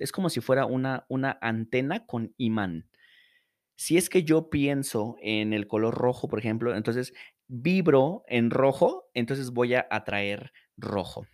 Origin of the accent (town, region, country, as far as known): Morelos, Mexico; moved away as an adult; now in Mexico City, Mexico